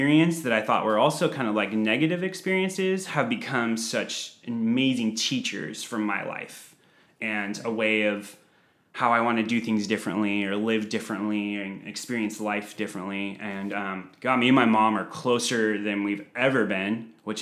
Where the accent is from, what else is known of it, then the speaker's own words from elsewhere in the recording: San Diego, California, United States; I'm 36 years old, born and raised in San Diego